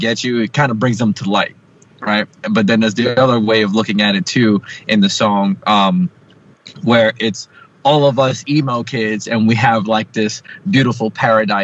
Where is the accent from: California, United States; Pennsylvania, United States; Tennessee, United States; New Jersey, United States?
New Jersey, United States